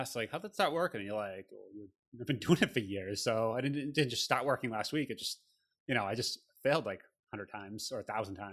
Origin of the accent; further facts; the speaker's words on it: Boston, Massachusetts, United States; I'm from Boston here